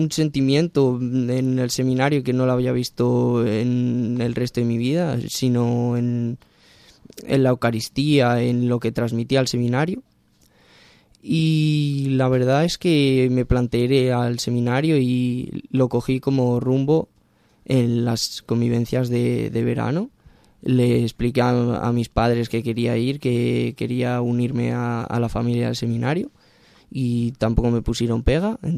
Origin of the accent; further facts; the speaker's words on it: Ciudad Rodrigo, Castile and León, Spain; Bueno, soy de un pequeño pueblo de Salamanca, de Ciudad Rodrigo, eh, pegado a la frontera con Portugal.